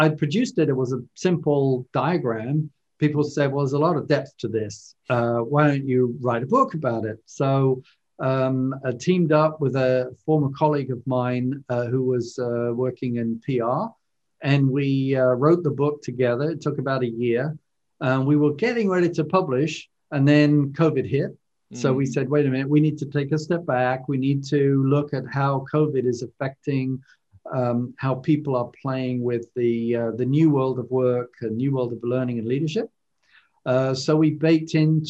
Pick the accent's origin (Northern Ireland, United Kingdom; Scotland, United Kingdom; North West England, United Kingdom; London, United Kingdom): London, United Kingdom; moved away as an adult; now in United States; as you might tell from my accent, I was originally born and raised in London, in the UK, and grew up there